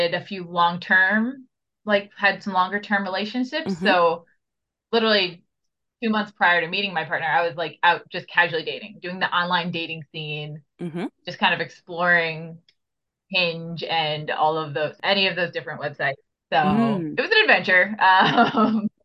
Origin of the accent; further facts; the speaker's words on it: Long Island, New York, United States; I'm from New York in the US, not the city, Long Island